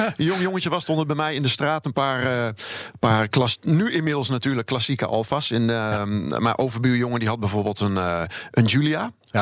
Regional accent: Rhenen, Utrecht, Netherlands; daar waar ik vandaan kom bij Renen

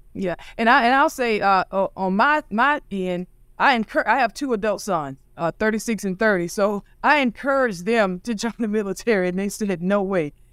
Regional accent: St. Augustine, Florida, United States; I grew up in Saint Augustine, Florida

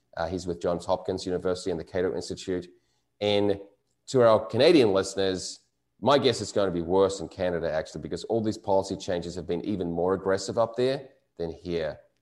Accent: New Zealand; moved away; my home country of New Zealand

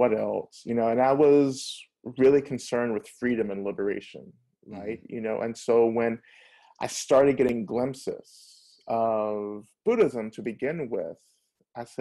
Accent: the South, United States; I grew up in the South, so I'm really influenced by Southern culture

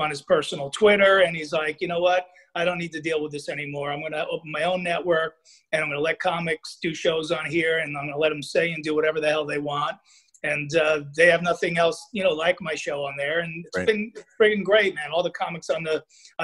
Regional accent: New Jersey, United States; I grew up mainly in Jersey

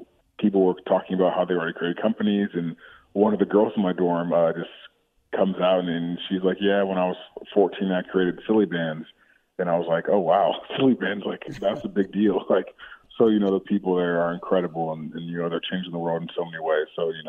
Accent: Chicago, Illinois, United States; born there; also born or lived in Australia / Connecticut / Texas; Yeah, so I was born in Chicago, lived there for a couple of years, and my family, my dad's job, he worked for Procter & Gamble, moved us to Australia for about 5 years. And after that, we were in Connecticut for three, and then after Connecticut, we moved to Texas

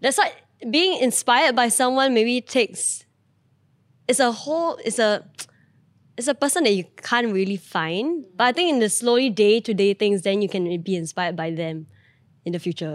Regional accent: Singapore; we grew up in Singapore

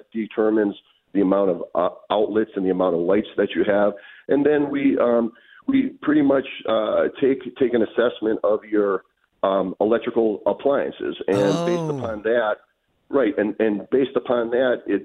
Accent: Milwaukee, Wisconsin, United States; moved away as an adult; now in Pittsburgh, United States; I've lived in Pittsburgh for 35 years, but I was born and raised in Milwaukee

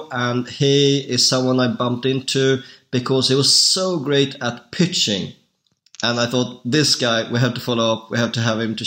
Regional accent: Sweden; I'm actually from Sweden

